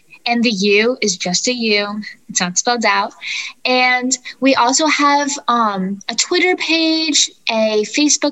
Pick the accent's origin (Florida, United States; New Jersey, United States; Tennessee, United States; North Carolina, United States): Florida, United States; I am from Florida